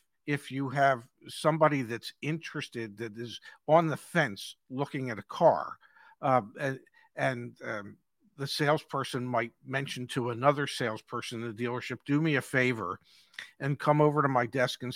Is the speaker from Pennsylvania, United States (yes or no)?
yes; Philadelphia, Pennsylvania, United States; moved away; I'm from Philly originally, so I say things funny